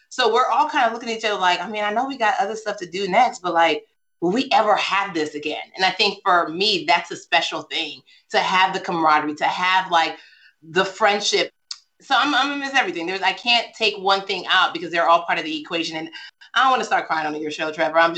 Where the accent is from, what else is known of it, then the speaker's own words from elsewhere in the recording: Nigeria; I did a whole setup for my book tour driver because I'm